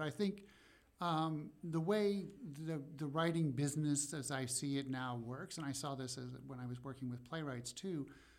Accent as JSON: {"language": "English", "region": "Nebraska", "country": "United States", "tie": "born or raised there", "moved": "as an adult", "lives_now": "New York, United States", "said": "I grew up in Nebraska."}